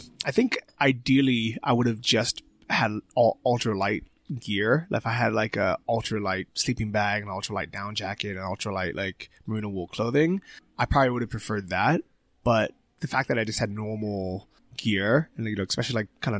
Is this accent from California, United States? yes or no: yes; San Francisco, California, United States; moved away as an adult; also born or lived in Thailand; now in Chiang Mai, Thailand; growing up in San Francisco